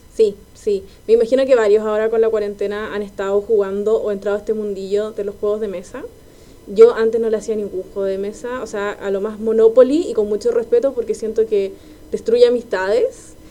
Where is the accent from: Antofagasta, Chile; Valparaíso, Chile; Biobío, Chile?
Valparaíso, Chile; Quilpué; now in Santiago, Chile; Yo soy de Quilpué